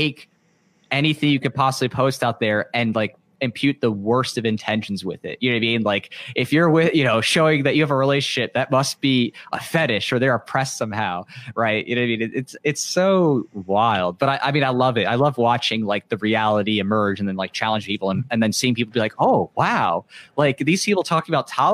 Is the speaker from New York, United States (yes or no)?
yes; New York, United States; I grew up in New York in a very, you know, diverse environment.